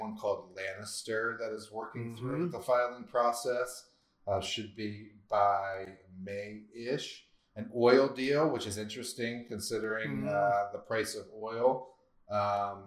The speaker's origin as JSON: {"language": "English", "region": "East Coast", "country": "United States", "said": "I'm from the East Coast"}